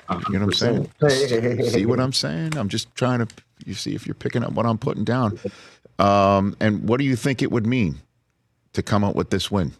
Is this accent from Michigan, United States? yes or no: no; New York, United States; I'm from New York. What do I know? I don't know anybody in Texas.